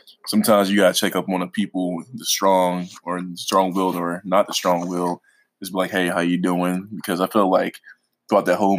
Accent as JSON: {"language": "English", "town": "Philadelphia", "region": "Pennsylvania", "country": "United States", "said": "I'm from Philly, Southwest"}